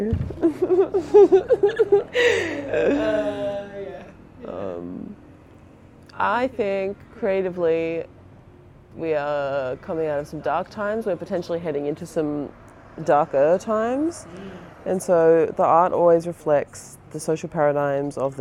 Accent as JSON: {"language": "English", "town": "Sydney", "region": "New South Wales", "country": "Australia", "tie": "born or raised there", "also_born_or_lived": "farm community (location unspecified)", "said": "I was born Camperdown. And then I grew up like, I always say Meadowbank, but it's not Meadowbank."}